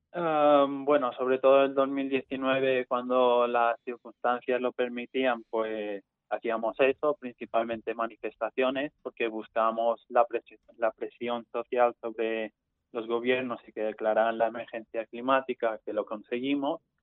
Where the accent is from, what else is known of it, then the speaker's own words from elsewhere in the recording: Mallorca, Balearic Islands, Spain; yo soy estudiante de la UIF porque soy de Mallorca